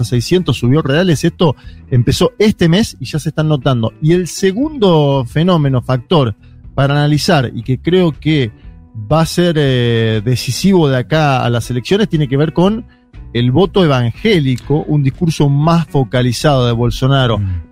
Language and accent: Spanish; Argentina; como argentinos